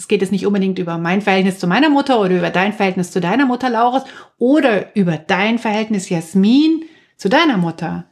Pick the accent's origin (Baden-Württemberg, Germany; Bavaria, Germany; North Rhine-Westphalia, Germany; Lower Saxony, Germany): Bavaria, Germany; near Munich; in der Kleingartensiedlung, in der ich aufgewachsen bin in Nahmünchen